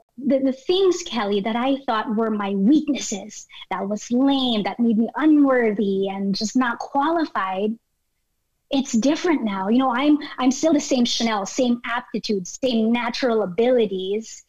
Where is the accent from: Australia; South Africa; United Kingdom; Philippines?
Philippines; moved away; me growing up in the Philippines